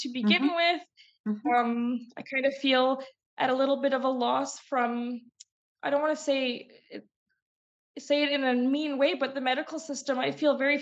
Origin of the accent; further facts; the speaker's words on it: Calgary, Alberta, Canada; now in Vancouver Island, Canada; I grew up in Alberta, which in Calgary, Alberta, is actually really notorious for weather-related migraines